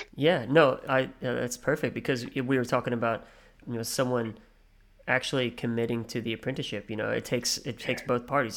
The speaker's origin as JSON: {"language": "English", "country": "United States", "moved": "yes", "lives_now": "Australia", "said": "I'm an American"}